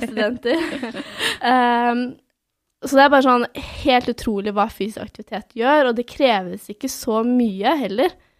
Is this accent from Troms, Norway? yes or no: no; Svelvik, Buskerud, Norway; jeg er fra Svelvik, eller Svelvik, da, som vi kaller det sørpå. Som en halvtime utenfor Drammen.